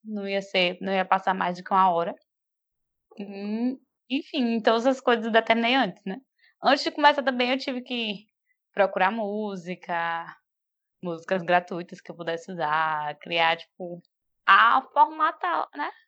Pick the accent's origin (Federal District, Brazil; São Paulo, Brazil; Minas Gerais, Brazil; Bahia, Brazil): Bahia, Brazil; Feira de Santana; now in Salvador, Brazil; Eu nasci, tipo, da, na Princesinha do Sertão, em Feira de ah. Santana, na Bahia, né? Brasil.